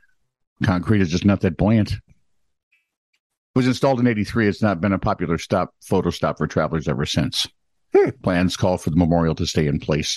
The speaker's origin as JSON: {"language": "English", "country": "United States", "said": "And I'm an American."}